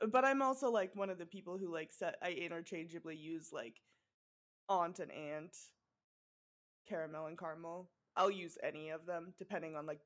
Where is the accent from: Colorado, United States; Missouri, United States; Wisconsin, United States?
Colorado, United States; also born or lived in Iowa; now in Los Angeles, United States; Cuz like I grew up in Colorado and Iowa and then now I live in Los Angeles, so it's like like I'll say like pop sometimes, I'll say soda sometimes.